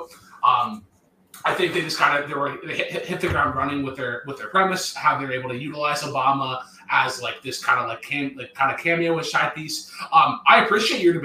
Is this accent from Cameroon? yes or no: no; Canada; As a Canadian